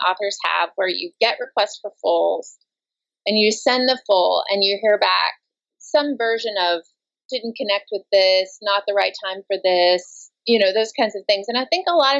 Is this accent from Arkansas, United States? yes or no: yes; Arkansas, United States; I'm from Arkansas